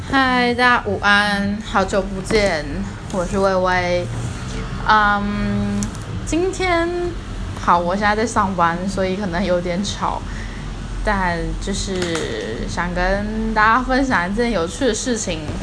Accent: Taiwan; accent: Taiwanese Mandarin; 我有一点台湾国语

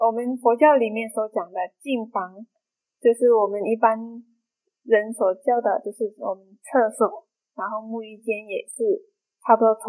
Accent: Myanmar; moved away as an adult; also born or lived in Taiwan; now in Chiayi, Taiwan; 我是来自缅甸的法师。

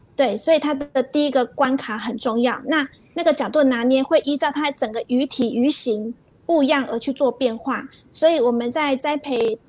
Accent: Taiwan; 我们就是台湾人

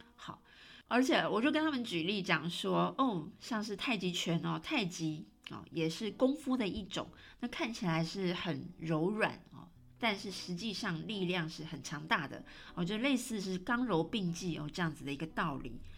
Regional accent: Taiwan; moved away as an adult; now in Rome, Italy; 当然我是台湾人哦，我永远都是台湾人

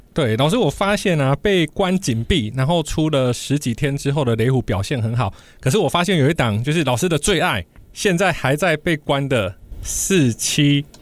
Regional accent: southern Taiwan, Taiwan; moved away; 我过年回去南部的时候

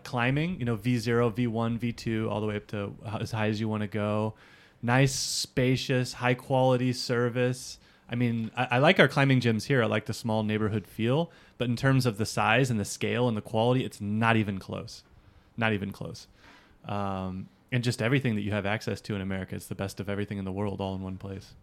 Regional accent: United States; also born or lived in Hawaii; now in Japan; I'm an American

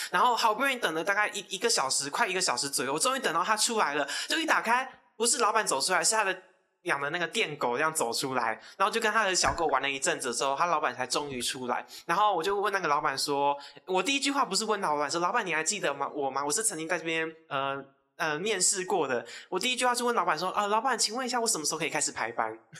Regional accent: Taiwan; 因为我从小就住在琼林，那是，就是一个非常，非常穷乡僻壤的地方

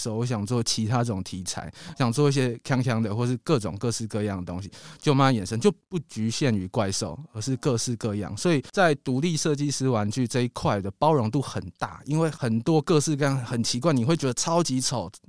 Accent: Taiwan; 然后我身为台湾人，我如果在做台湾的东西，可能日本人比较不接受

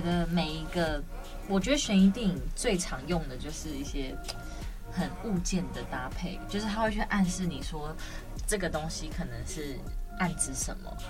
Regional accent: Taiwan; 我自己身为台湾人

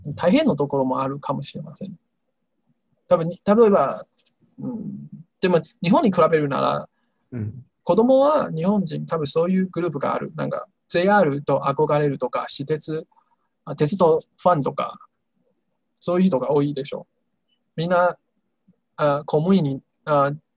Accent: Taiwan; Japanese is a second language; 私、台湾人の私

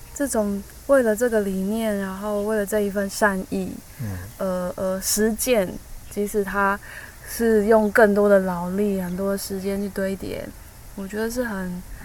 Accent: Taipei, Taiwan; 我从小都在台北长大

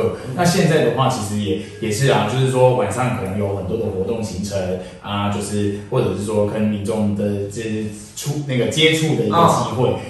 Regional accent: Tainan, Taiwan; 我们台南人其实都非常可爱

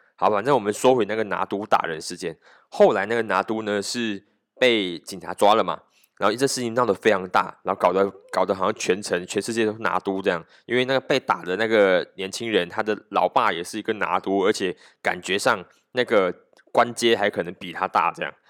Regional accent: Malaysia; 我们马来西亚人

